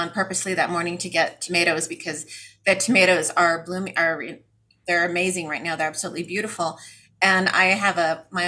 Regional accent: United States; I'm an American

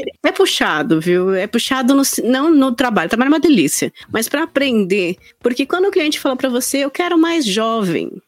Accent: São Bernardo do Campo, São Paulo, Brazil; moved away as an adult; now in São Paulo, Brazil; eu sou de São Bernardo do Campo, na BC Paulista, e aí eu vim para São Paulo na pandemia

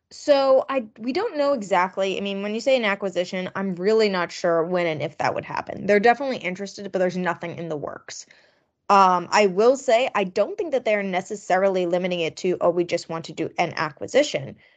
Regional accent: Long Island, New York, United States; I grew up on Long Island

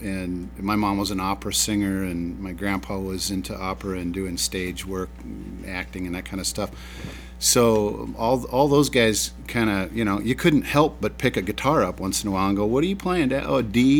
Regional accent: Missouri, United States; moved away; also born or lived in St. Louis, Missouri; I was born in St. Louis, lived all over Missouri and really all over the world

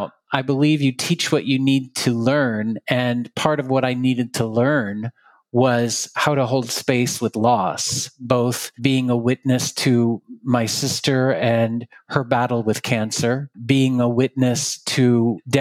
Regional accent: Texas, United States; I grew up in Texas

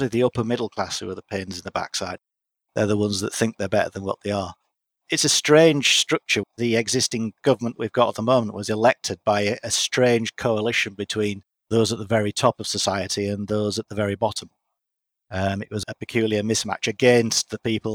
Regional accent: United Kingdom; as a British person

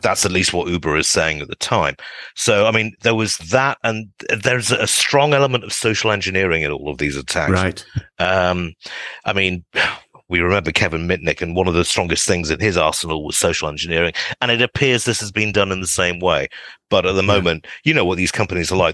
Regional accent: United Kingdom; now in East Bay, United States; as a Brit

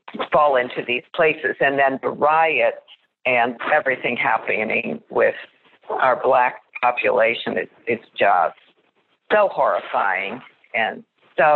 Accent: Canada; now in United States; And I live in America. I was born in Canada, and I feel this cultural difference here

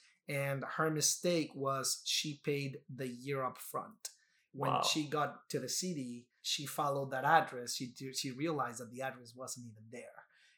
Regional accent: Mexico; moved away as an adult; now in New York, United States; when I initially got the lease for the first time, I'm coming from Mexico, I was reading the lease word by word

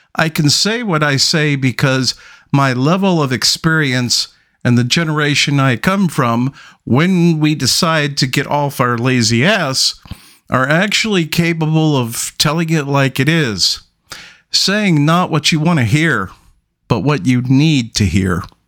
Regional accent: New York City, New York, United States; I grew up in Brooklyn in one of the roughest parts

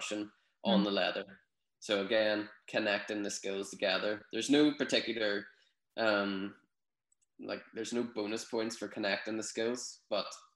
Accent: Newtownards, Northern Ireland, United Kingdom; also born or lived in Dublin; My hometown, Newtownards

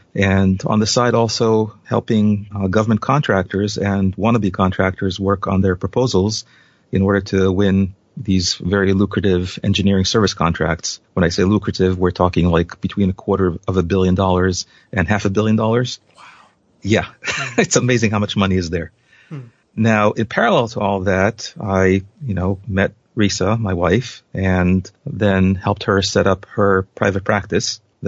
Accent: Israel; moved away as an adult; now in United States; So I came from Israel, and the salaries in Israel are by and large lower than the U.S. by a significant factor.

